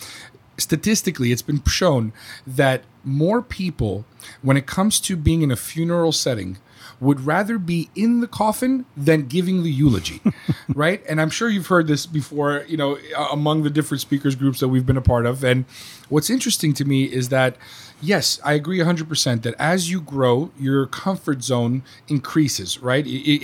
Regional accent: New York, United States; moved away; As a New Yorker or a former New Yorker, we're very not short-tempered, but we're all about the getting to the point, okay?

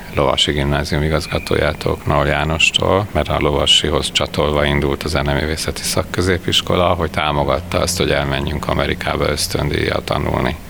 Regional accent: Veszprém, Veszprém County, Hungary; also born or lived in Budapest; now in Veszprém, Hungary; én Veszprémben születtem

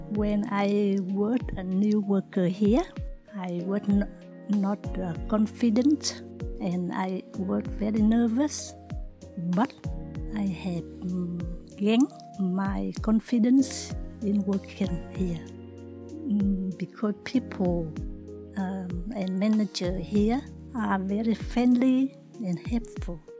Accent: Vietnam; now in Australia; I come from Vietnam. I came to Australia after the Vietnam War. I am a single mother

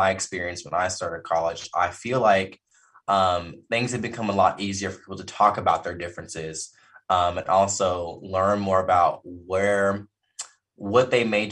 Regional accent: Owasso, Oklahoma, United States; also born or lived in Fort Worth, Texas; born and raised here in Oklahoma. I'm specifically from Owosso, which is a suburb of Tulsa

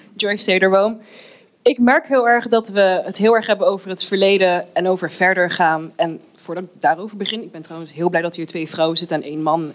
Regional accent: Amsterdam, North Holland, Netherlands; moved away as an adult; now in Suriname; ik ben in Amsterdam geboren. Ik, ik woon nu al bijna 25 jaar in Suriname

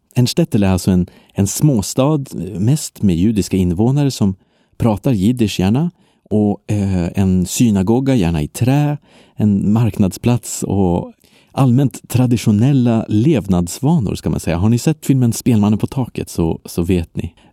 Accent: Belgium; now in Sweden; I mitt hemland Belgien

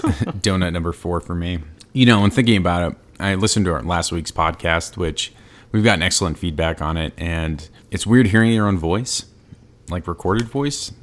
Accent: New England, United States; I'm from New England.

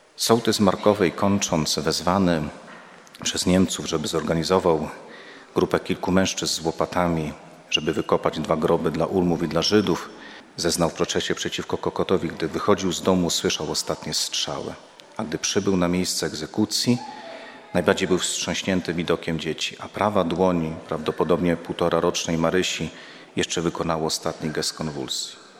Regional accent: Łańcut, Subcarpathian Voivodeship, Poland; sam pochodzę z Łańcuta, to jest moje rodzinne miasto

